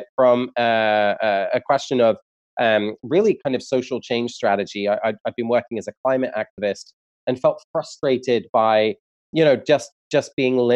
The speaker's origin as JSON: {"language": "English", "region": "England", "country": "United Kingdom", "moved": "as an adult", "lives_now": "United States", "said": "I'm from England originally. I moved to the US about 6 years ago"}